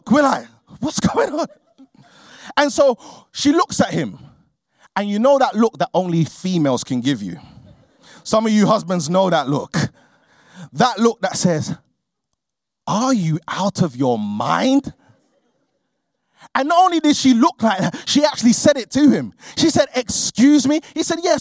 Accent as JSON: {"language": "English", "region": "London", "country": "United Kingdom", "tie": "born or raised there", "said": "I grew up in a place called Peckham, which is in southeast London"}